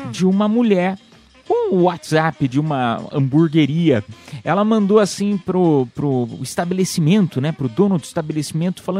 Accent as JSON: {"language": "Portuguese", "town": "Piedade", "region": "São Paulo", "country": "Brazil", "said": "Sou da, sou da quebrada de piedade"}